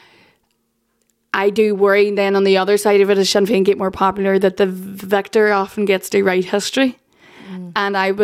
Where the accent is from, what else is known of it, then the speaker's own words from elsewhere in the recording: Northern Ireland, United Kingdom; I come from the poorest part of the UK